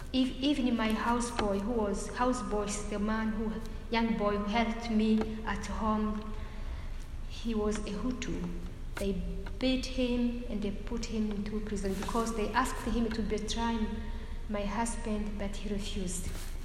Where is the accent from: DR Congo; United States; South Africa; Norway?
DR Congo; also born or lived in Burundi; now in Rwanda; That's why I was born in Burundi, neighbor country of Rwanda. I grew up in Congo, and later I came to Rwanda just to marry.